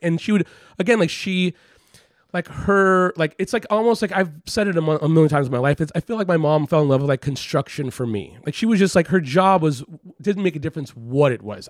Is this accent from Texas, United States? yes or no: no; Los Angeles, California, United States; moved away as an adult; also born or lived in San Francisco; now in New York, United States; I grew up in Los Angeles